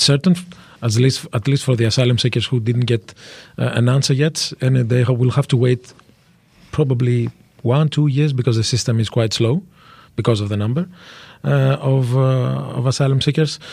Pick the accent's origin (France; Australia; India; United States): France; I was born in France. Uh, I grew up in Europe